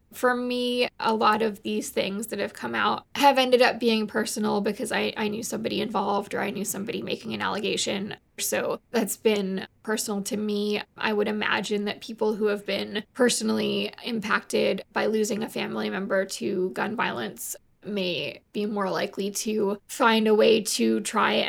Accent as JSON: {"language": "English", "region": "Massachusetts", "country": "United States", "tie": "born or raised there", "said": "My hometown is pretty positive about it. I would say that's probably the only place I've been in my life where it's been more positive. I'm from Massachusetts"}